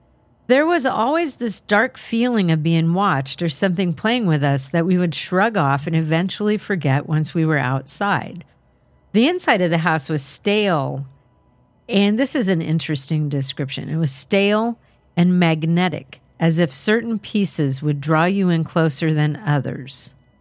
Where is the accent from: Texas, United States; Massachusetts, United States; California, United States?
California, United States; I'm from Southern California, but this one time was my one trip to Canada visiting extended family.